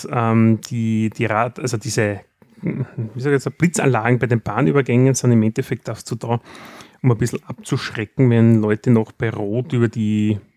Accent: Austria; Was macht es für uns als Österreicher natürlich einfacher?

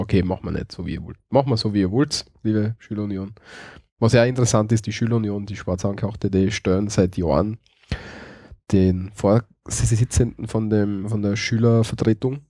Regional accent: Graz, Styria, Austria; Bei uns in Graz gibt es, glaube ich, fünf oder sechs Weihnachtsmärkte

